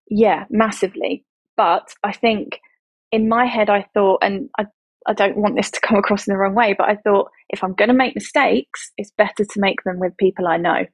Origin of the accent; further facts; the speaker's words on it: Essex, East of England, United Kingdom; moved away as an adult; also born or lived in London; we relocated from London to Essex to be back where I'm originally from